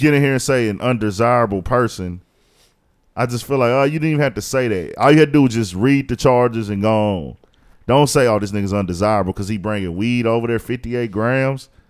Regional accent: Houston, Texas, United States; I was born in Houston, raised in Houston. I've lived in Houston my whole fucking life

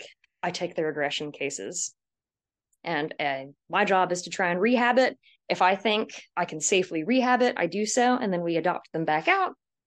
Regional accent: Georgia, United States; also born or lived in California; I was born in California, but I've always considered myself a Southern girl because I was mostly raised in Georgia or around the Southeast.

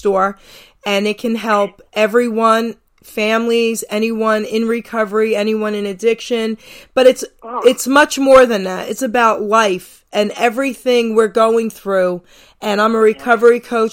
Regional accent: New York City, New York, United States; I was from Long Island City, New York

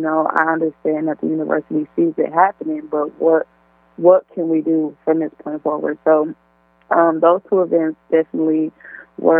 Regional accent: Milwaukee, Wisconsin, United States; now in Oshkosh, United States; I'm originally born and raised in Milwaukee, Wisconsin

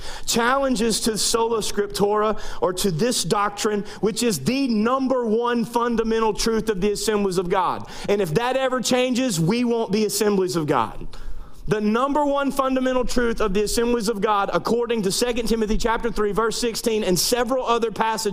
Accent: North Louisiana, United States; moved away as an adult; also born or lived in Central Arkansas / East Texas; now in South Louisiana, United States; I was born and raised in North Louisiana, went to college in Shreveport, Louisiana

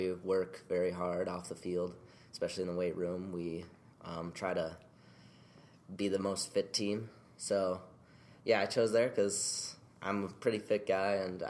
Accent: St. Paul, Minnesota, United States; I'm from St. Paul, Minnesota.

